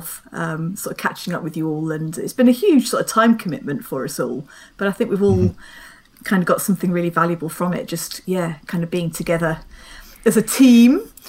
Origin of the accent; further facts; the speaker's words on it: London, United Kingdom; I grew up in London